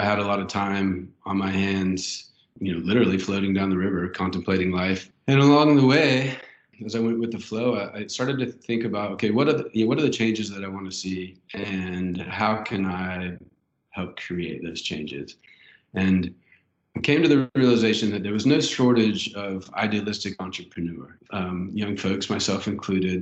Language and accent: English; Fayetteville, Arkansas, United States; I grew up here in Fayetteville